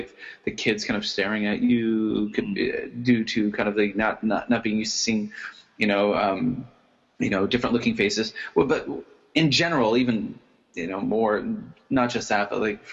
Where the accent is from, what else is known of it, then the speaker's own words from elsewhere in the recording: Louisbourg, Nova Scotia, Canada; moved away as an adult; also born or lived in Korea; now in Kobe, Japan; I grew up in Cape Breton, Nova Scotia. I come from a fishing town, a little town called Lewisburg